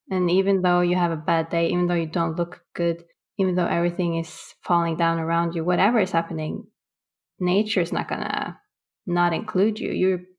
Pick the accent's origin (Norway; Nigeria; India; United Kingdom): Norway; Bodø, Nordland; Growing up in Norway, in northern Norway, above the Arctic Circle in Bodø, it's extreme weather-wise.